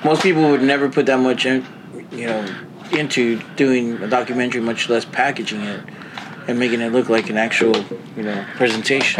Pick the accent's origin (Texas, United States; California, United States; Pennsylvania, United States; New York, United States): Texas, United States; San Antonio; I am from San Antonio